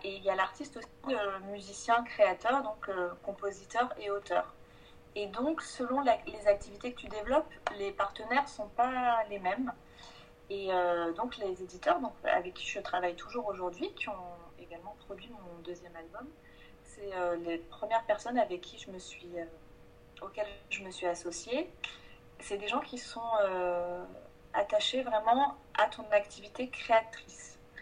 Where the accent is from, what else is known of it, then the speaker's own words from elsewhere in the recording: Provence-Alpes-Côte d'Azur, France; moved away as an adult; now in Paris, France; Moi, je viens du sud de la France, ça, m'embête de dire ça, je suis de, Provence